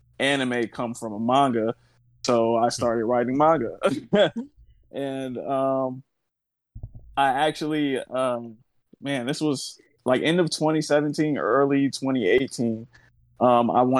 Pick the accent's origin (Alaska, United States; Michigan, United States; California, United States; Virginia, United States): California, United States; Oakland; now in Los Angeles, United States; I'm from Oakland, California, born and raised. I'm in Los Angeles now.